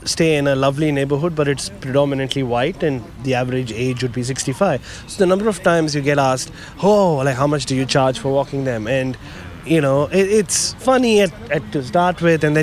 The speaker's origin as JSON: {"language": "English", "country": "India", "tie": "born or raised there", "moved": "as an adult", "lives_now": "Australia", "said": "I was called all sorts of things even growing up in India"}